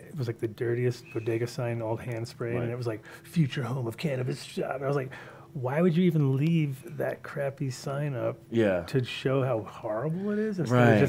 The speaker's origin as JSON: {"language": "English", "town": "New York City", "region": "New York", "country": "United States", "tie": "born or raised there", "also_born_or_lived": "Manhattan", "moved": "yes", "said": "I grew up in Sunnyside"}